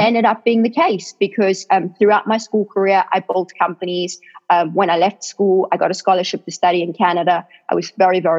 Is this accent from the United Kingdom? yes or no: no; South Africa; now in United States; I grew up in South Africa